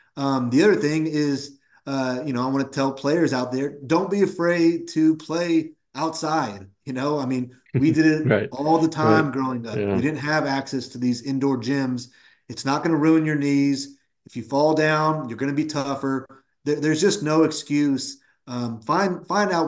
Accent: Woodland, California, United States; I grew up in Woodland, California, which is about 20, 25 minutes from UC Davis

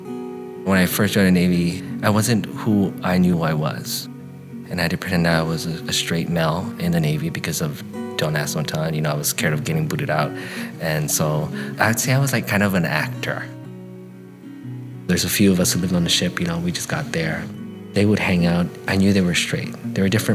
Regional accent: Guam; moved away as an adult; I'm from Guam

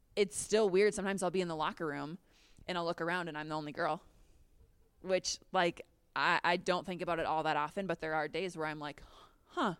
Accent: Minnesota, United States; moved away as an adult; also born or lived in Chicago / Florence, Italy; now in Denver, United States; I'm from Minnesota, so going home would be awesome

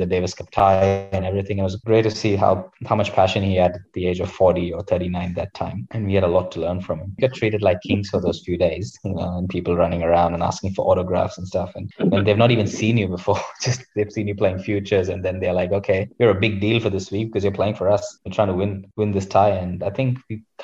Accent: India; moved away as an adult; now in Adelaide, Australia; I grew up in India

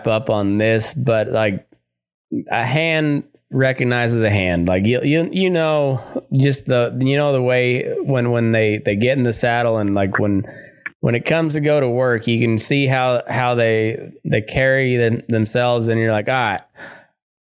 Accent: Southeast Colorado, United States; moved away; also born or lived in Texas / Great Plains; I grew up in Southeast Colorado, just, you know, in cowpuncher country

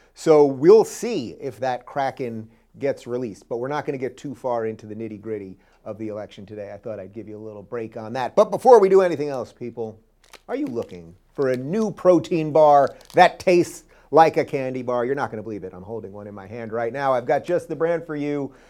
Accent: New York, United States; I grew up in New York.

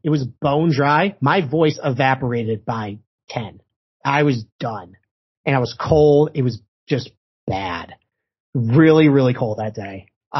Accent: Rochester, New York, United States; And I'm from Rochester, New York, and I thought I could handle it.

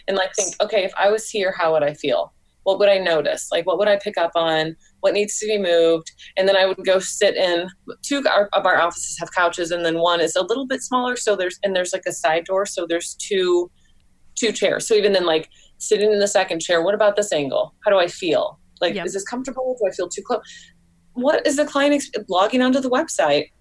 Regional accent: St. Louis, Missouri, United States; moved away as an adult; now in Columbia, United States; I grew up in St. Louis, which is like a you know popular yes. city, and yeah, in Missouri

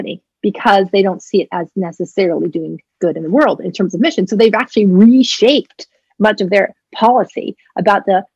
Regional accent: New England, United States; also born or lived in Maine; I grew up in New England

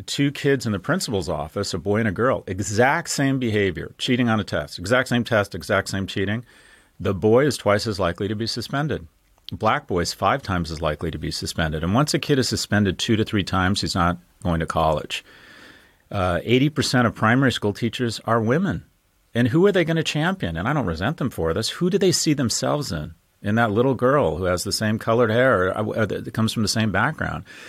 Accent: California, United States; moved away; born and raised in California

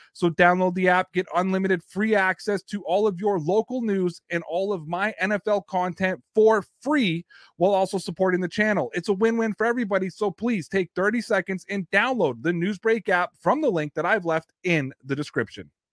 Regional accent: Toronto, Ontario, Canada; I'm from the Toronto area

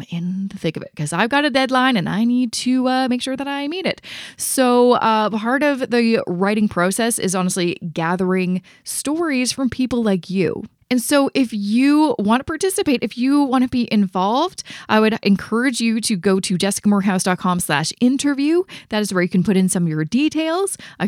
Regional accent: Canada; So you can find all the information about how to invest, not only as a Canadian, but also in that passive investing strategy that I talk about all the time on this show.

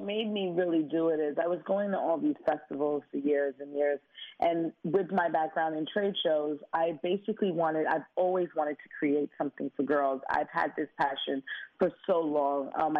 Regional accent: Brooklyn, New York, United States; Me growing up in Brooklyn, I could have taken a different route, and I had people around me that was encouraging me to do better.

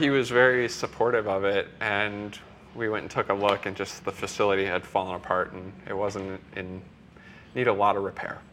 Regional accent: Iowa, United States; I'm from Iowa, so in the middle of Iowa

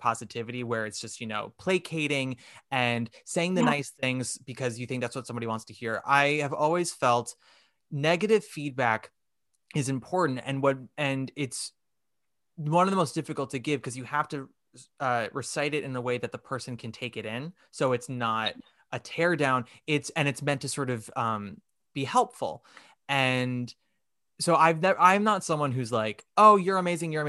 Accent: New York, United States; I'm a New York Jew, born and raised, fourth generation

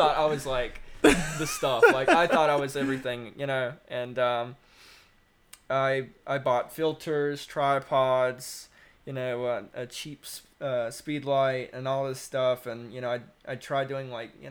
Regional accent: Lexington, North Carolina, United States; also born or lived in Winston-Salem, North Carolina; I was born in Winston in Forsyth County, but born and raised really in Lexington, still where I reside.

